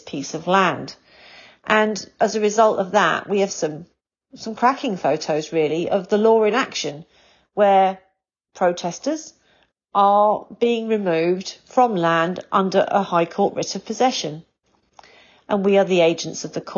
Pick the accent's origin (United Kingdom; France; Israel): United Kingdom; England; as an English person and as a Brit